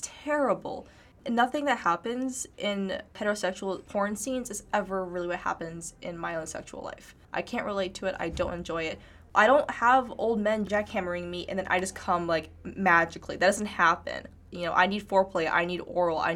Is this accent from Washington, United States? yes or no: yes; Seattle, Washington, United States; I grew up in Seattle